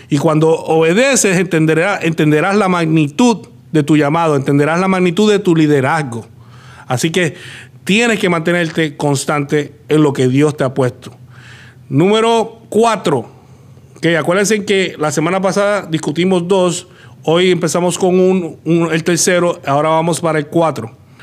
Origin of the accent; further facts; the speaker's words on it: Puerto Rico; now in United States; Tuvimos que salir de Puerto Rico, llegar acá a Estados Unidos y acá comenzar.